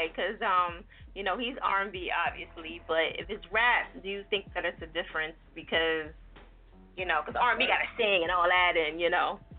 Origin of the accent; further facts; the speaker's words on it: New Jersey, United States; but those that don't know I'm from Jersey, so you know I got a rep